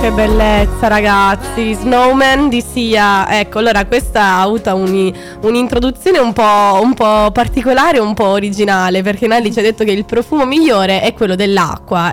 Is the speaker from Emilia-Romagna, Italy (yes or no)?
no; Sicily, Italy; moved away; nel mio paese giù eh, in Sicilia